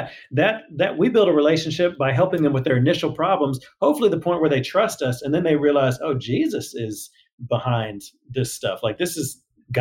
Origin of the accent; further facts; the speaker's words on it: Houston, Texas, United States; I grew up in Houston